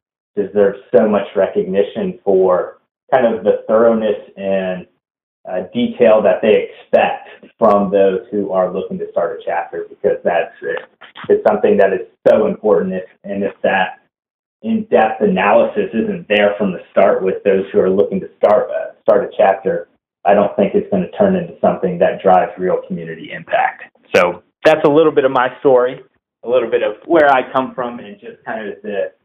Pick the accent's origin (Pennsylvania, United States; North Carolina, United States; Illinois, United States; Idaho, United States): North Carolina, United States; So I was born and raised in Whiteboards, North Carolina